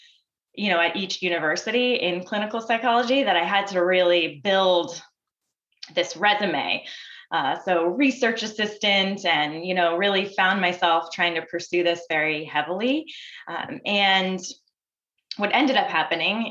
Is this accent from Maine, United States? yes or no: yes; Maine, United States; I grew up in Maine